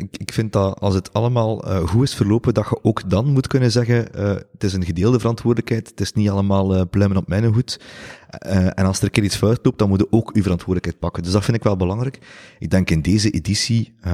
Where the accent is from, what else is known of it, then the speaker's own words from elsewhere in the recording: Ghent, Flanders, Belgium; ik denk dat we dat soms onderschatten als, als Gentenaars